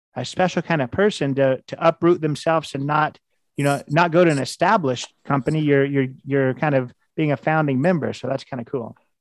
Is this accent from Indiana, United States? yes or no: yes; Indiana, United States; I'm from Indiana, I live in Indianapolis